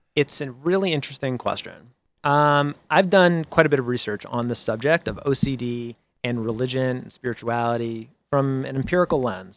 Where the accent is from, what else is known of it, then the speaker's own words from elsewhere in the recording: Boston, Massachusetts, United States; I'm from Boston